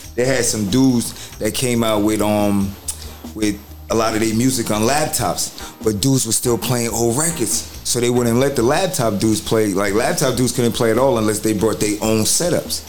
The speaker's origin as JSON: {"language": "English", "region": "New York", "country": "United States", "also_born_or_lived": "New Jersey", "moved": "yes", "said": "coming from New York. I was originally from there"}